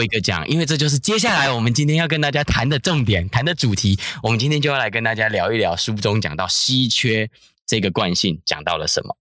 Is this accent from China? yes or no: no; Taiwan; 我们台湾人可能共同的经验